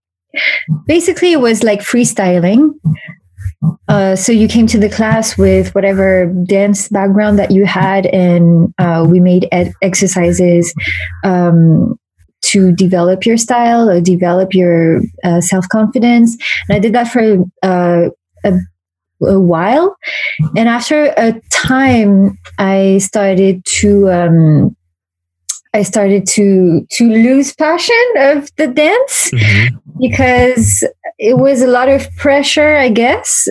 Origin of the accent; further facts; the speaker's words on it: Paris, Île-de-France, France; I was born and raised in Paris